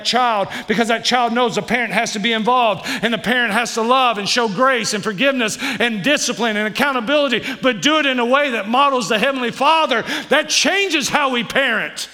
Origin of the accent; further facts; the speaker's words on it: Kentucky, United States; I'm from Kentucky